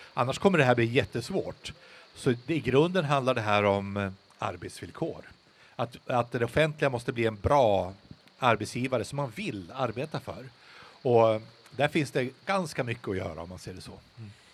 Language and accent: Swedish; Västerbotten County, Sweden; uppe hemma i Västerbotten